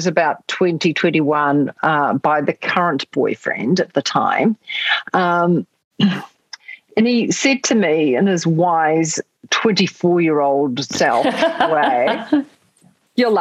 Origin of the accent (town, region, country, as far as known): New Zealand